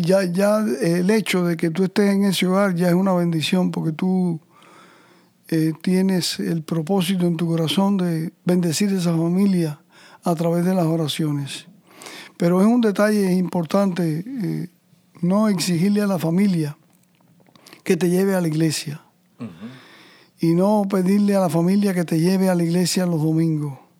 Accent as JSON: {"language": "Spanish", "country": "Cuba", "moved": "yes", "said": "inmigrante como el mío, como todos los que venimos de Cuba"}